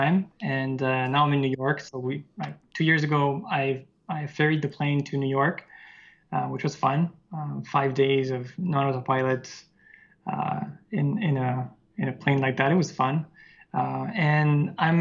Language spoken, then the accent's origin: English; near Lyon, Auvergne-Rhône-Alpes, France; born or raised there